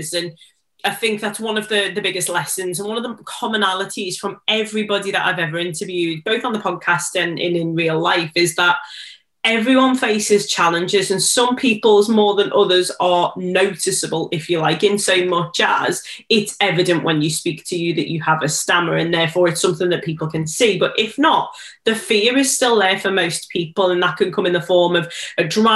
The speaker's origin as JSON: {"language": "English", "town": "Liverpool", "region": "North West England", "country": "United Kingdom", "said": "I'm from Liverpool, it's such a Scouse thing to shorten the word."}